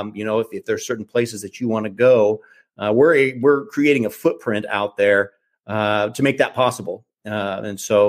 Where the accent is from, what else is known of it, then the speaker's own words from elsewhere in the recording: Hastings, Nebraska, United States; I'm actually originally from Nebraska. I'm from Hastings, Nebraska.